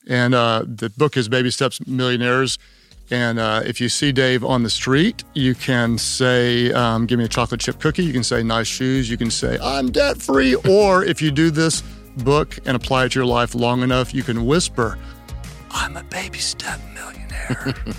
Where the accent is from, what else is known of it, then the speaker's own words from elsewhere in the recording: Oklahoma, United States; I'm from Oklahoma